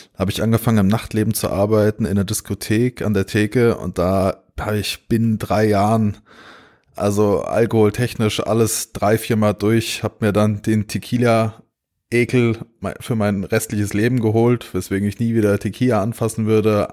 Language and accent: German; Pohlheim, Hesse, Germany; ich bin äh, in der Nähe von Gießen äh, aufgewachsen